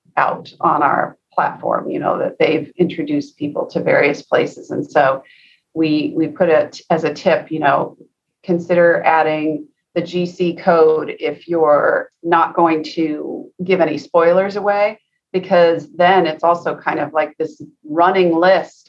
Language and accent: English; Seattle, Washington, United States; I grew up in Seattle